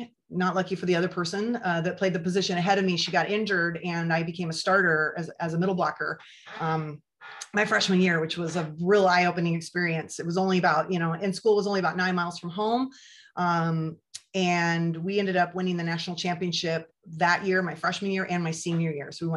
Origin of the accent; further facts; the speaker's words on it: Beaverton, Oregon, United States; now in Newport, United States; I grew up in Beaverton, Oregon